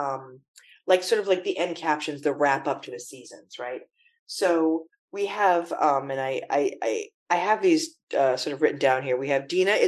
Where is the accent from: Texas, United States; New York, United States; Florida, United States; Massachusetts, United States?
Massachusetts, United States; Everett; I remember growing up in Everett